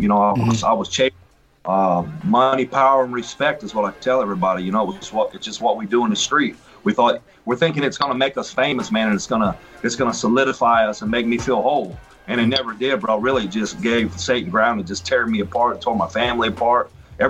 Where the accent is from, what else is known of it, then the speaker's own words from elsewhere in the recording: Marion, United States; moved away as an adult; So Marion, originally from Marion, and ran around Marion and then bailed at about 19 and started living down south.